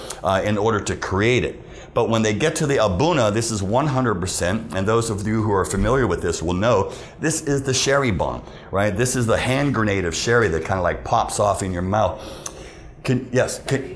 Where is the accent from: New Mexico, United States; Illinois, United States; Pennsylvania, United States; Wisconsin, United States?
Pennsylvania, United States; Pittsburgh; I grew up in Pittsburgh